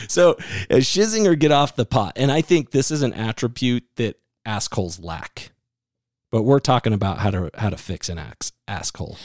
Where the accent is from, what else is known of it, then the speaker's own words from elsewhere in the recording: Iowa, United States; I'm from Iowa